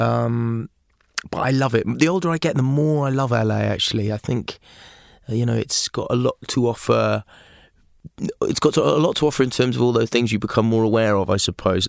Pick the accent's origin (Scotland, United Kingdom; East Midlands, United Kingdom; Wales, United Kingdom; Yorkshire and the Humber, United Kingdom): Wales, United Kingdom; Aberystwyth; also born or lived in England / Liverpool; in Aberystwyth, my hometown